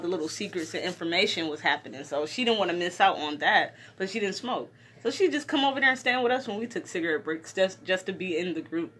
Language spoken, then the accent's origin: English; Detroit, Michigan, United States; I'm from Detroit